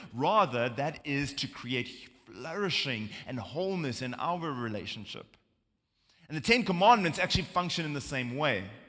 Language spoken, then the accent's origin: English; South Africa; now in United States; as you can hear from my accent, uh, we're not from America. Uh, we're from South Africa